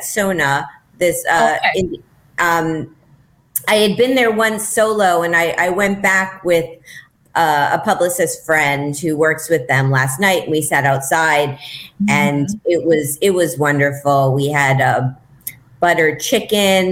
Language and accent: English; Miami, Florida, United States; moved away; also born or lived in Michigan; I grew up in Miami